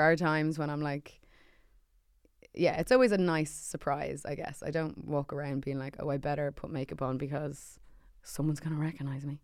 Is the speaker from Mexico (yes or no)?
no; Ireland; an Irish thing, we kinda just go, "Oh, but we're just so lucky to have whatever."